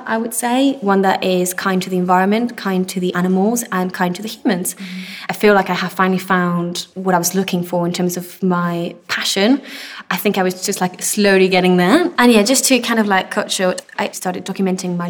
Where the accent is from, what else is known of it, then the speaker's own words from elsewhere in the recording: Belgium; moved away; also born or lived in Spain; So I'm originally Spanish and I grew up in Belgium